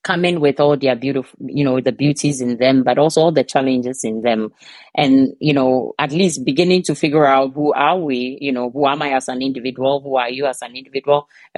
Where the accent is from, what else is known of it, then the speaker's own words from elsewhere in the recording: Ghana; now in Denmark; I'm originally from Ghana, but I live in Denmark and have lived here for almost 2 decades